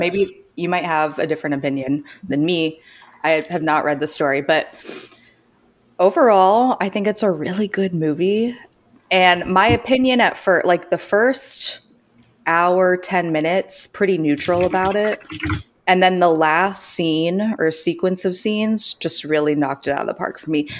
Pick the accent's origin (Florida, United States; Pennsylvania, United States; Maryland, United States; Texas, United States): Florida, United States; Sarasota; moved away as an adult; also born or lived in Orlando, Florida; now in Canada; I'm from the Sarasota area, so I grew up on the beach